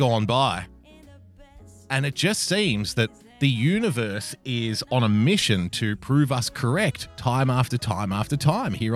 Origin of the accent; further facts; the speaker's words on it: Australia; I'm an Australian